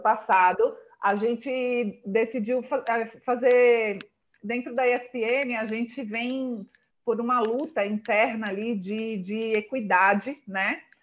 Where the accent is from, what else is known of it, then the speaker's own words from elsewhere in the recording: Northeast Region, Brazil; moved away as an adult; also born or lived in Natal; now in São Paulo, Brazil; eu sou do Nordeste